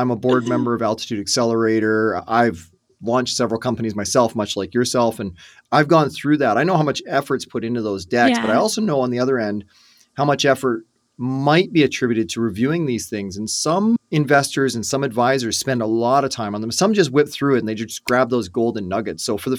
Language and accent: English; Ireland; I talk a lot because I'm Irish and I kiss the Blarney Stone